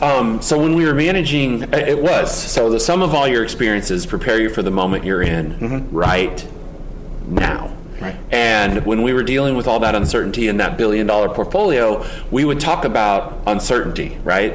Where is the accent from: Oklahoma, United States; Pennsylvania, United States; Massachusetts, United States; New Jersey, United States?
Oklahoma, United States; I grew up in Oklahoma